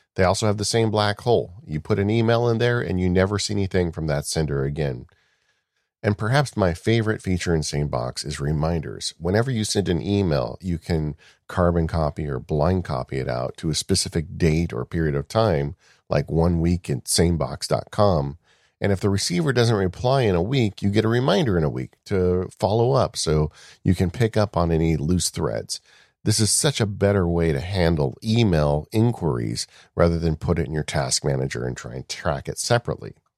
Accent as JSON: {"language": "English", "town": "Chino", "region": "California", "country": "United States", "tie": "born or raised there", "said": "I grew up right near Chino, California, which is a dairy farmer's heaven."}